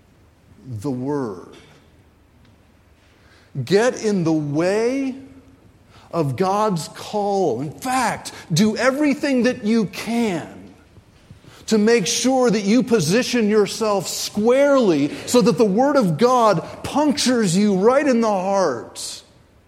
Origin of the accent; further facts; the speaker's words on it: Raleigh, North Carolina, United States; I grew up in Raleigh, North Carolina